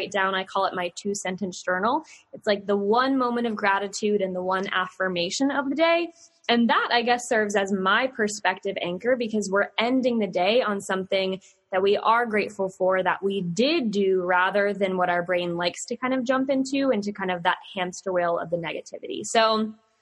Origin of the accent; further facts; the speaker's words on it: Virginia, United States; I'm here from Virginia with all my sayings